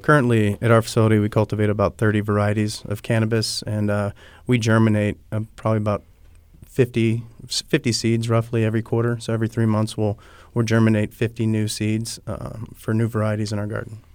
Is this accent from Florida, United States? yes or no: yes; Pahokee, Florida, United States; also born or lived in California / Colorado; I'm Florida born. I'm from Pahokee, Florida.